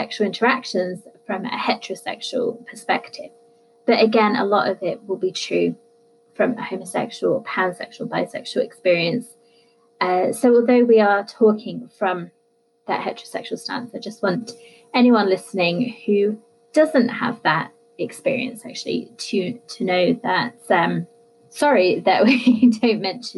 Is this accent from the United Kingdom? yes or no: yes; United Kingdom; I'm British